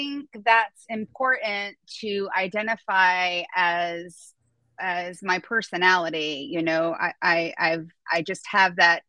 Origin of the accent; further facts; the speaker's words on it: Florida, United States; also born or lived in New Jersey; I moved from New Jersey to Florida when I was 10